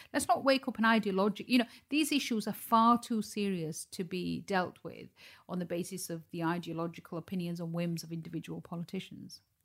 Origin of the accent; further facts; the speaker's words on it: Dewsbury, Yorkshire and the Humber, United Kingdom; Dewsbury, where I was born and raised